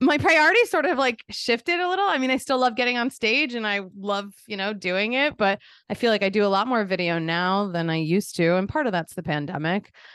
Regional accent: Philadelphia, Pennsylvania, United States; moved away as an adult; also born or lived in Boston / New York; I grew up in Philadelphia

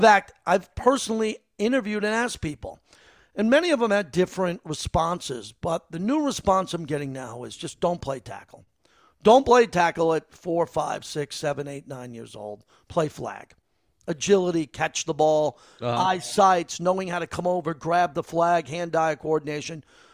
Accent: Massapequa, New York, United States; Ron Kovic from my hometown.

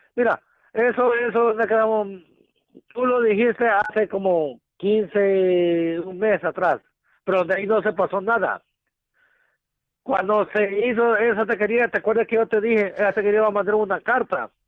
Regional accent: Mexico; now in North Carolina, United States; yo soy mexicano

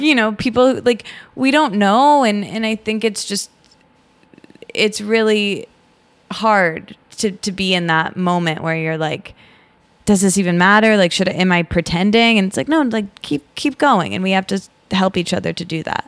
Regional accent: Michigan, United States; also born or lived in Detroit; I grew up in Michigan in a small college town, and I lived in Detroit for a while after college

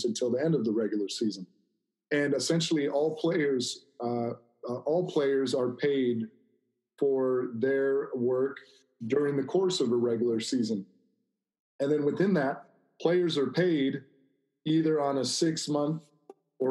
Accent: Corona, California, United States; this is an area I grew up in Corona, Norco area.

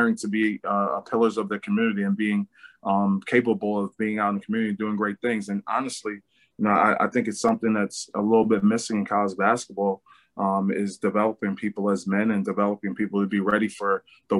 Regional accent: New York City, New York, United States; moved away; come back to my hometown, New York City

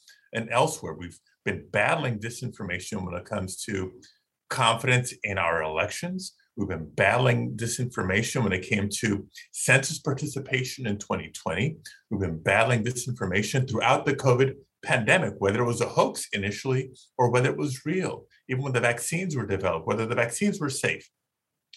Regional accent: Southern California, United States; I grew up in Southern California

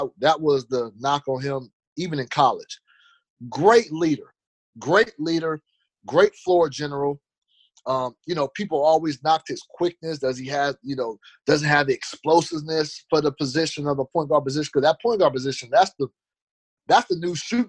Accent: Fresno, California, United States; My hometown

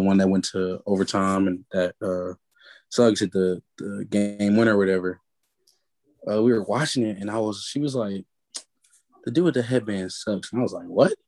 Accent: Georgia, United States; moved away as an adult; now in Kentucky, United States; I'm from Georgia

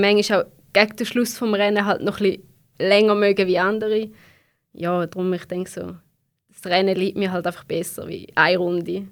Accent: Switzerland; bei uns in der Schweiz

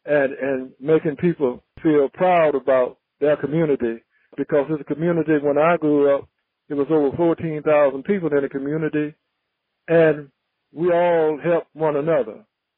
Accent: New York, United States; I'm so proud of my career as a New Yorker and a New York Met, and I'm hopeful that we can continue to work as a team in helping my hometown

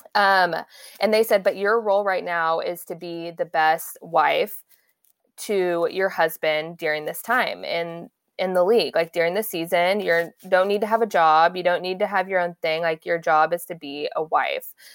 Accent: Dallas, Texas, United States; I'm originally from Dallas

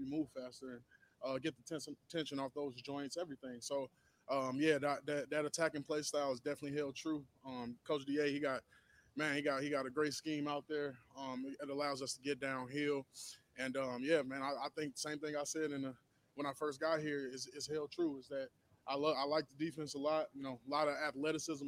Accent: St. Louis, Missouri, United States; moved away as an adult; also born or lived in Kansas City; now in New Orleans, United States; I'm from St. Louis

